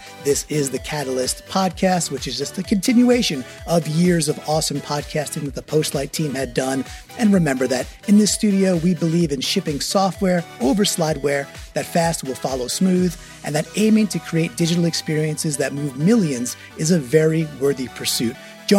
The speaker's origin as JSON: {"language": "English", "region": "New York", "country": "United States", "said": "I'm a New Yorker, I'm a Mets fan, woe is me, but I'm a Mets fan, so I'm a big baseball guy too."}